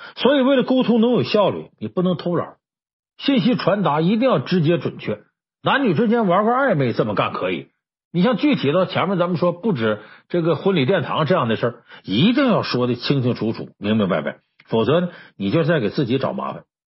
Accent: China; 我们中国人呢，有一个自古流传下来一个说话习惯

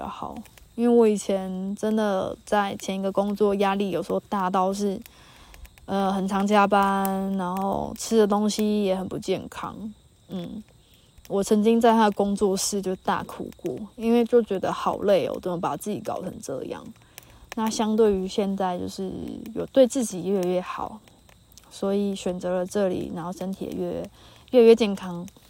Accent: New Taipei, Taiwan; moved away as an adult; 你哪里人？然后我说：哦，北部啊。”然后他就问的很焦哦，问的很细哦，说北部哪里？我说哦，新北。

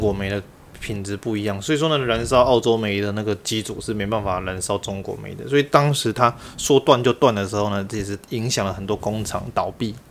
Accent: Taipei, Taiwan; 我虽然在台北成长大，但是我是广东人，这个就叫祖籍

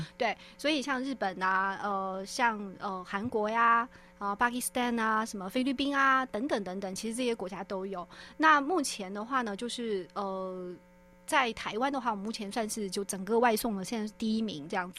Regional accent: Guizhou, China; also born or lived in Shanghai; now in Taiwan; 我的老家在贵州，就是贵州茅台

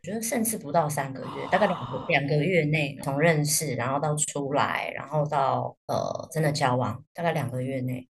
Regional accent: Taiwan; 我们台湾人

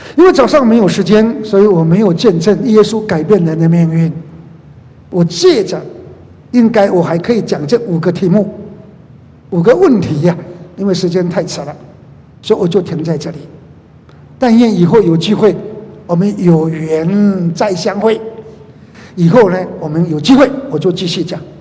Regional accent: Taiwan; 我在马街医院出生的

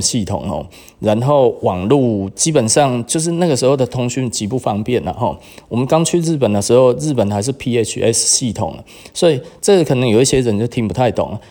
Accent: Taiwan; 我们台湾人

